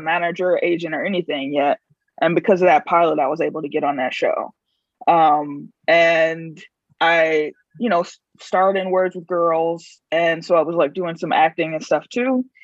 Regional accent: Chicago, Illinois, United States; moved away as an adult; also born or lived in New Haven / Minneapolis / Bay Area; I'm originally from Chicago.

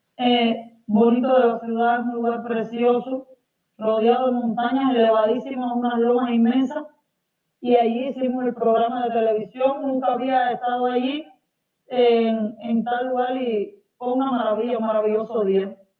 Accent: Cuba; cantautora cubana

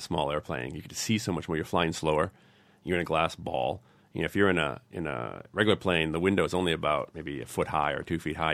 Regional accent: New England, United States; I'm from New England

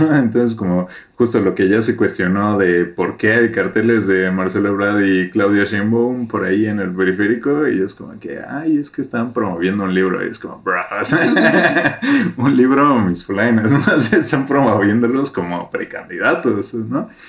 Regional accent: Mexico; todos somos mexicanos

